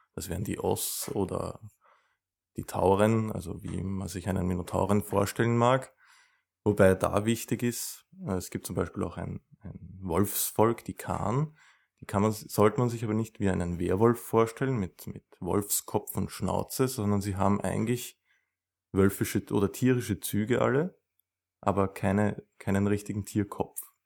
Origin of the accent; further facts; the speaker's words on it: Vienna, Austria; ich komme aus Wien